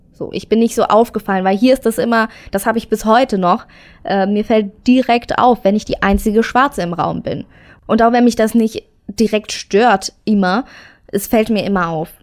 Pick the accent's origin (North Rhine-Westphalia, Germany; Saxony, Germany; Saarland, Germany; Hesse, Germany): Saarland, Germany; near Saarbrücken; Geboren bin ich im Saarland in der Nähe von Saarbrücken